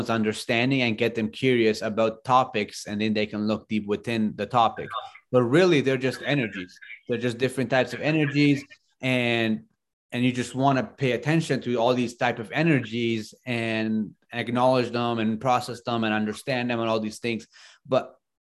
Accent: Afghanistan; moved away; I grew up in Afghanistan

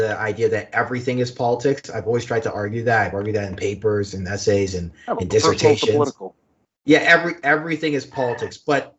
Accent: Canada; as a Canadian

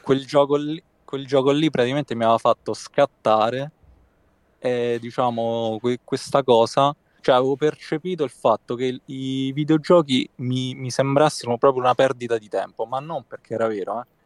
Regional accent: Rome, Lazio, Italy; vengo da Roma, immagino lo, lo sentirai.

